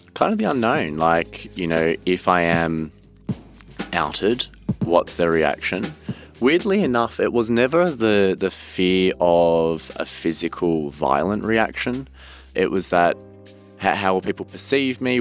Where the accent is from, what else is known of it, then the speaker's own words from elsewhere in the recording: Cranbourne, Victoria, Australia; I grew up in Cranbourne, which is in the southeast of Melbourne